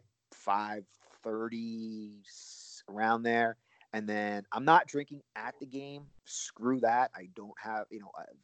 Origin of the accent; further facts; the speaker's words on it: New York, United States; moved away as an adult; now in Atlanta, United States; I live in Atlanta now. So I'm like a Atlanta transplant. Like, I'm actually from New York